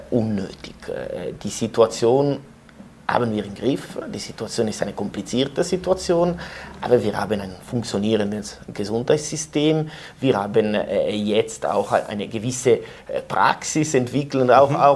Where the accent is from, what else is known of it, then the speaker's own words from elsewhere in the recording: Ticino, Switzerland; das ist auch die Mentalität, das sage ich als, als Tessiner, die Mentalität der Deutschschweizer.